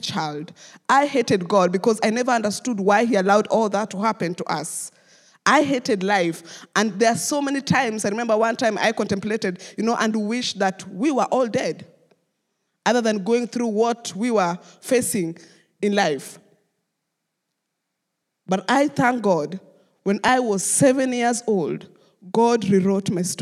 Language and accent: English; Nairobi, Kenya; I grew up in Kariobangi slum, which is the third largest slum in Kenya.